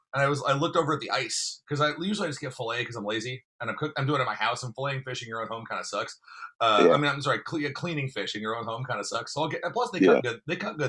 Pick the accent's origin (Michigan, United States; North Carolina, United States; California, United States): North Carolina, United States; I'm originally from North Carolina. I moved around a lot, but I'm originally from North Carolina.